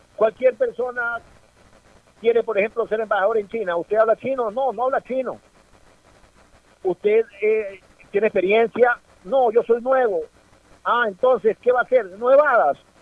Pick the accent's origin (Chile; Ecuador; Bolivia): Ecuador; soy ecuatoriano